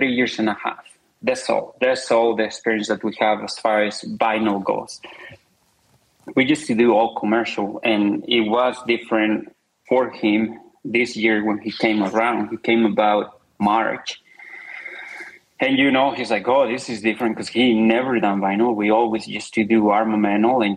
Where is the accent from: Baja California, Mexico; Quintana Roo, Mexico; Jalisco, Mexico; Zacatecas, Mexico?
Zacatecas, Mexico; moved away; It's a very, very small town. It's in a state of Zacatecas